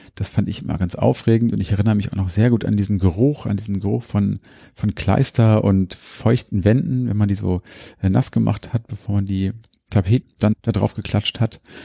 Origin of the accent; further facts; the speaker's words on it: Hanover, Lower Saxony, Germany; hier bei uns in Hannover.